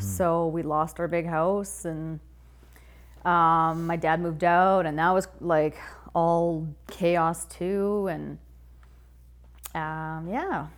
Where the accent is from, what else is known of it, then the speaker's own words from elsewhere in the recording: Whitehorse, Yukon, Canada; I grew up in the Yukon